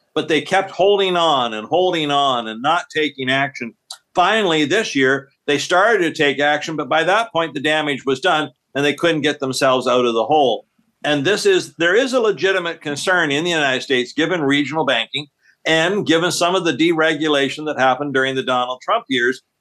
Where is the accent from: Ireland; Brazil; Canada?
Canada; being Canadian